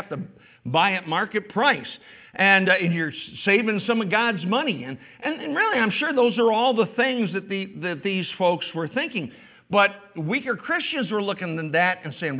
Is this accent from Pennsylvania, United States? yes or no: no; New York, United States; as particularly as New Yorkers